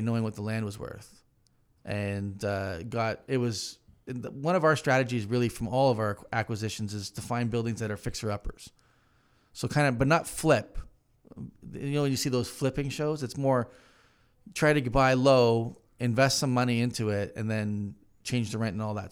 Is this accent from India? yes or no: no; Hamilton, Ontario, Canada; moved away; I'm from Hamilton originally